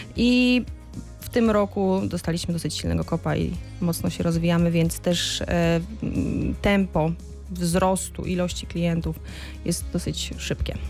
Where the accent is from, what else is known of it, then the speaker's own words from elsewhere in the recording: Wrocław, Lower Silesian Voivodeship, Poland; also born or lived in France; ja jakiś czas temu studiowałam we Francji i kiedy mówiłam, że jestem z Wrocławia